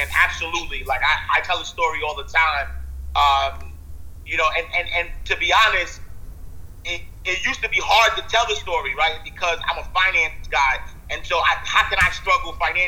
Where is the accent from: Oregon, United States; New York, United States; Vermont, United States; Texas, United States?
New York, United States; New York City; I'm a kid from the projects, man. I'm from New York City